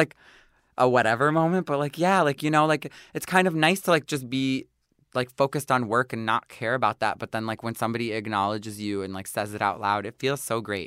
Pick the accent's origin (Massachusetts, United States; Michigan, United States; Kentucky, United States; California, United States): Michigan, United States; Detroit; moved away as an adult; also born or lived in New York; I grew up in Detroit